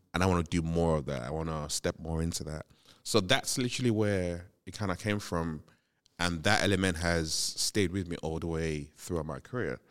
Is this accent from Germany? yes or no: no; Nigeria; moved away; growing up in Nigeria, you grew up in this when there was a city, still grew up in this very community driven kind